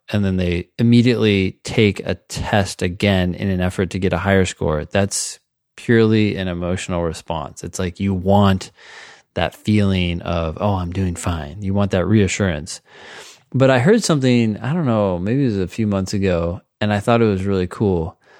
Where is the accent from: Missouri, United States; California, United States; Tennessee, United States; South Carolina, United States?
California, United States; Cupertino; also born or lived in Palo Alto; I grew up in Cupertino and then Palo Alto